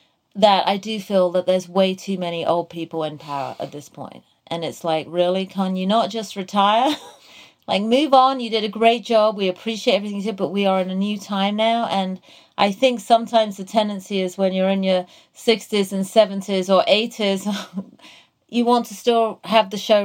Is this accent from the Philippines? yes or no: no; England, United Kingdom; And, you know, I came from England where we had healthcare for everyone.